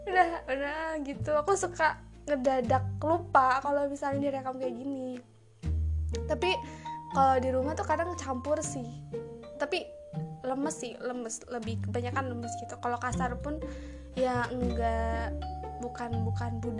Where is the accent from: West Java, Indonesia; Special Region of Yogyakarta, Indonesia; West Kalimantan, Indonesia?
West Java, Indonesia; accent: Sundanese; logat aku pakai bahasa Sunda gitu ada ada Sundanya gitu